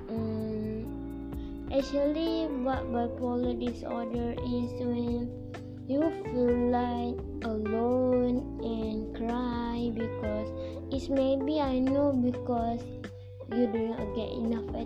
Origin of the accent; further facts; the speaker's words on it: Malaysia; I'm Malaysian too.